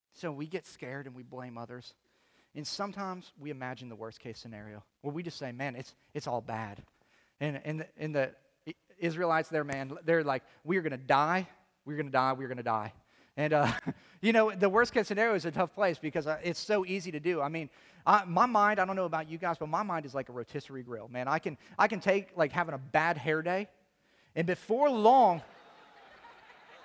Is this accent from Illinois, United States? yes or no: yes; Chicago, Illinois, United States; I'm from Chicago.